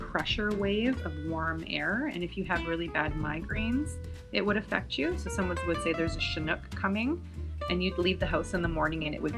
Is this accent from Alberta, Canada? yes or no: yes; Alberta, Canada; moved away as an adult; now in Panama; I'm from Alberta